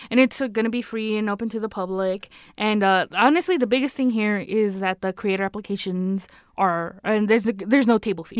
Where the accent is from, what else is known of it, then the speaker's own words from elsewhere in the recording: California, United States; accent: California; my California accent